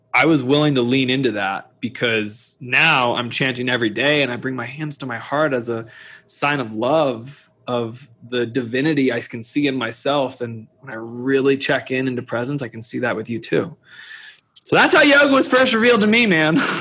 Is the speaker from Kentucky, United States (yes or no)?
yes; Kentucky, United States; moved away; also born or lived in Boulder, Colorado; I grew up in Kentucky